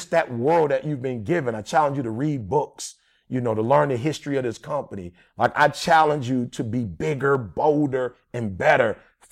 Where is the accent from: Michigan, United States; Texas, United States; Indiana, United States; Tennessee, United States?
Michigan, United States; Detroit; I'm from Detroit